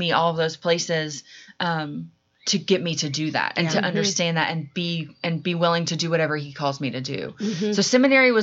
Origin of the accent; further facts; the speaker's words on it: Marietta, Georgia, United States; also born or lived in Baltimore / New Orleans; I grew up near Marietta, Georgia